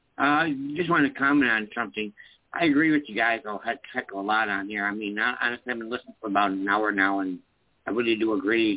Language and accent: English; Rochester, New York, United States; Rochester, New York.